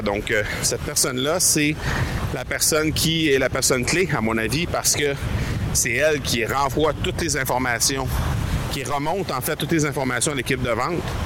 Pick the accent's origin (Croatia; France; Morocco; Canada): Canada; on vient du Canada